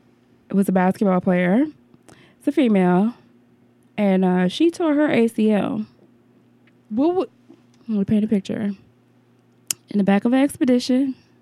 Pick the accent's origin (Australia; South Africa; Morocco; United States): United States; Detroit, Michigan; I'm from Detroit.